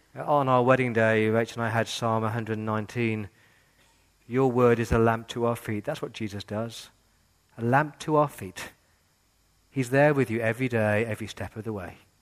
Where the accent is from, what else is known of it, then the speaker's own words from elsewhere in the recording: England, United Kingdom; now in Australia; I grew up in England in the 80s with the IRA